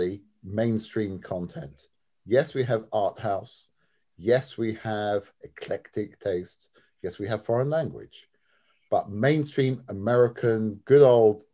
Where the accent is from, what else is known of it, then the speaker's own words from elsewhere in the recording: London, United Kingdom; also born or lived in Syracuse, New York; my background is that I am from London, England